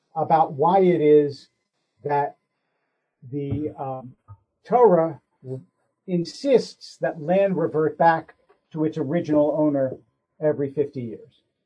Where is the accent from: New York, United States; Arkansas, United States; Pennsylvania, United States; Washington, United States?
Pennsylvania, United States; Philadelphia; I grew up in Philadelphia